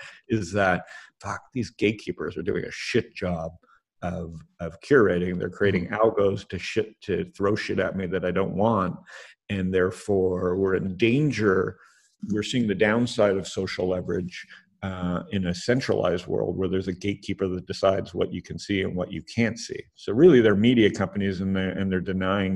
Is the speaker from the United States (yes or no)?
no; Canada; I'm Canadian